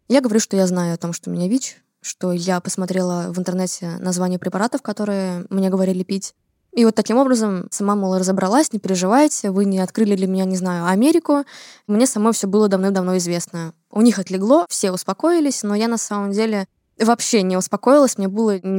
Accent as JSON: {"language": "Russian", "region": "Saint Petersburg", "country": "Russia", "said": "мне 18 лет, я из Санкт-Петербурга"}